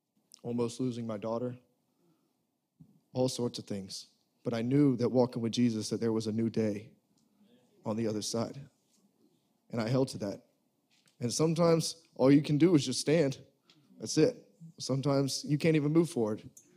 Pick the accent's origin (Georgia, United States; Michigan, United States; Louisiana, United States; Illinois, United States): Georgia, United States; Savannah; I'm 30 years old. Again, I'm from Savannah, Georgia.